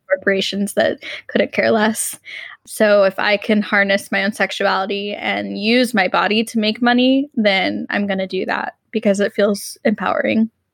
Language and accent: English; Texas, United States; I grew up in Texas